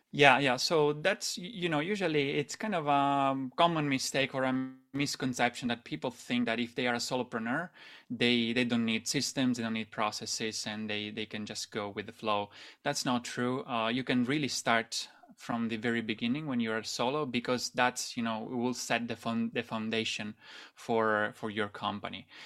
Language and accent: English; Italy; moved away as an adult; also born or lived in Shanghai, China; I'm originally from Italy, Italy, and, um, I moved to Shanghai after university started